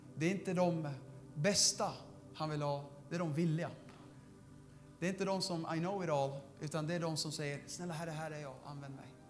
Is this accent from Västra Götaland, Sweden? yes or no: no; Södertälje, Stockholm County, Sweden; jag är den enda i min familj som är född i, i Sverige, alla andra, vi kommer från Syrien